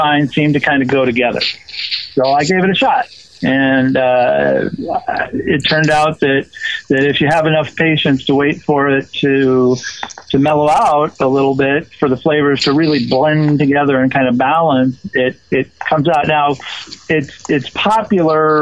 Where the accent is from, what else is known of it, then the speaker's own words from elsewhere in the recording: Southeast Washington, United States; I grew up in Eastern Washington, down in Southeast Washington, amongst all the wheat farms and the buckwheat farms and the like